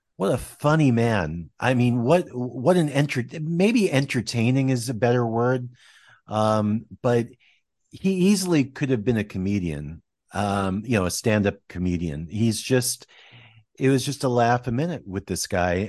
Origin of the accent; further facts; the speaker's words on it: Westwood, New Jersey, United States; I grew up in Westwood, New Jersey